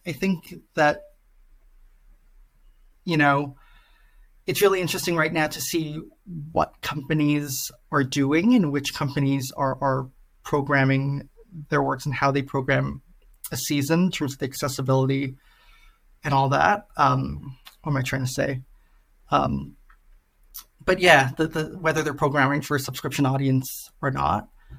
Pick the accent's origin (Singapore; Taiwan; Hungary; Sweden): Singapore; I'm originally from Singapore